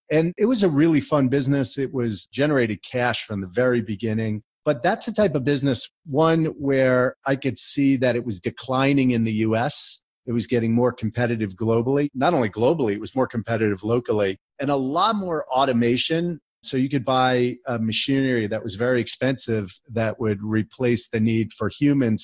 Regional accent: New Jersey, United States; also born or lived in College Park, Maryland; I grew up in New Jersey

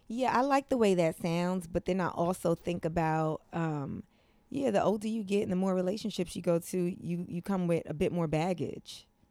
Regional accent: New York City, New York, United States; also born or lived in Brooklyn; Yeah, I grew up in Harlem. I was born in Brooklyn.

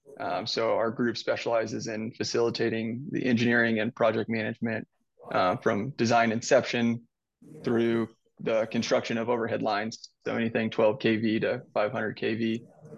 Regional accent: Southwest Missouri, United States; also born or lived in Iowa / Texas / Illinois / Colorado; I was born and raised here in Southwest Missouri

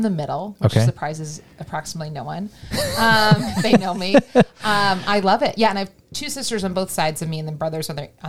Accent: Colorado, United States; born or raised there; moved away as an adult; also born or lived in Texas; now in Austin, United States

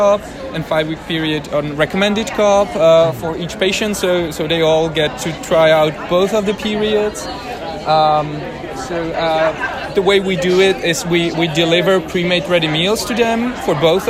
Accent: Prague, Czechia; I'm from Prague, Czechia, in Europe

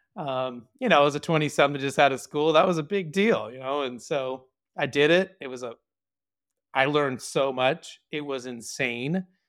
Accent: Orange County, California, United States; I was born in Orange County, California, born and raised here

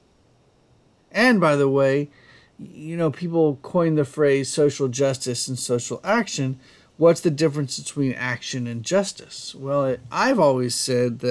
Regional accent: United States; I am an American and I am proud to be an American

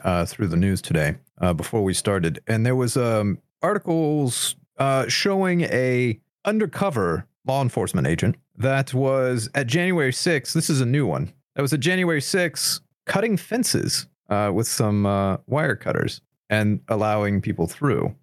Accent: United States; I am irredeemably American

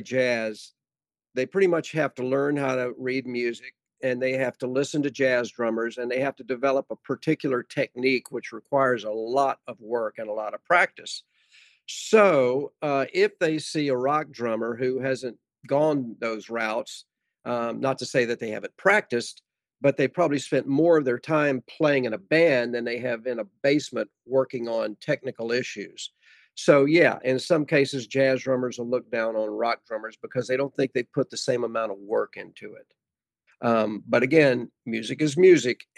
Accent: Virginia, United States; now in Dallas, United States; I grew up in Virginia

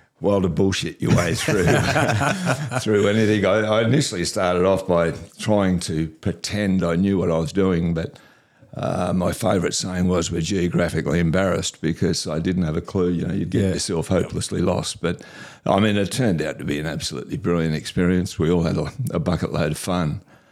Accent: West Wyalong, New South Wales, Australia; now in Queensland, Australia; I was born and bred in West Wyalong.

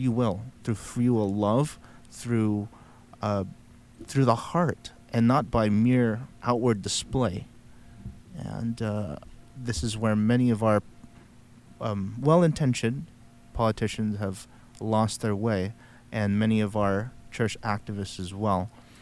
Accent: the Bible Belt, United States; Maybe it's because I was born and raised in the Bible Belt.

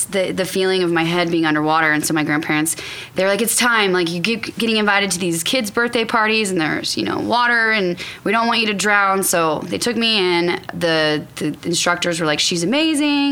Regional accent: Sacramento, California, United States; also born or lived in Orlando / Austin; now in Tulsa, United States; I grew up in Sacramento, California, and I grew up a child athlete

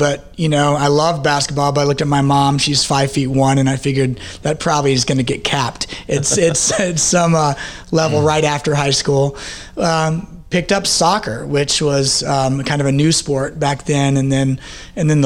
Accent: Russellville, Arkansas, United States; moved away as an adult; also born or lived in California; now in Kansas City, United States; I grew up in Russellville, Arkansas

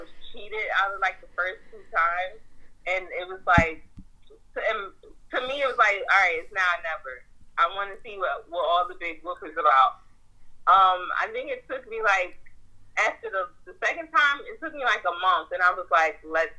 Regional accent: New Jersey, United States; we're from New Jersey.

